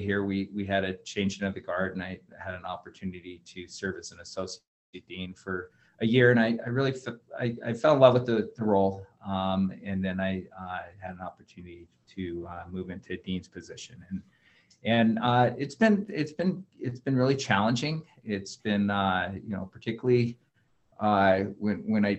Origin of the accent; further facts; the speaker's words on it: Coeur d'Alene, Idaho, United States; moved away as an adult; also born or lived in Western Washington / Montana; now in Missoula, United States; I grew up over in Coeur d'Alene